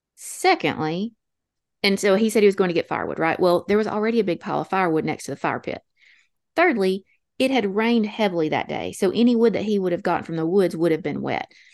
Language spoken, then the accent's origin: English; North Alabama, United States; accent: North Alabama Appalachian; also born or lived in Georgia; our North Alabama Appalachian accents